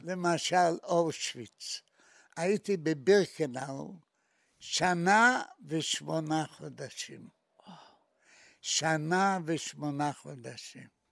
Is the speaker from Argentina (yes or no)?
no; Maków Mazowiecki, Masovian Voivodeship, Poland; moved away as an adult; now in Israel; אני נולדתי בעיירה בשם מקוף מזרובייצקי